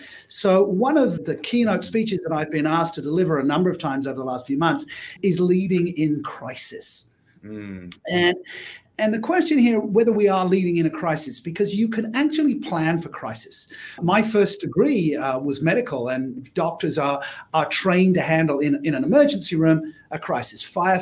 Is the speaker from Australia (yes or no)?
yes; Australia; I can't tell you what the name of the game was because being Australian, it was suitably irreverent.